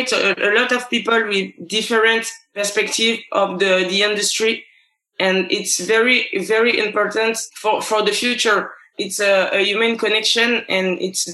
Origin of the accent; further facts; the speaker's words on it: Gabon; English is a second language; now in France; I start music at 12 years old in my home country, Gabon. I'm coming to France to live